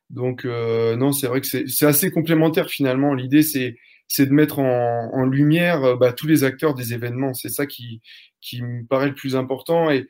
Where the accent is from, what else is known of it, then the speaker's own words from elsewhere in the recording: Normandy, France; J'ai 30 ans. Donc, moi, je suis, un, je suis ton voisin. Je suis normand.